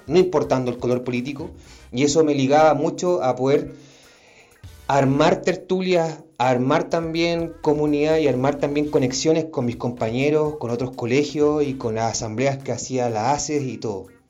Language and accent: Spanish; Santiago, Santiago Metropolitan Region, Chile; also born or lived in Temuco; Vengo de un barrio emergente, una comuna bien chica llamada Cerrillos. Está en el sector poniente de Santiago.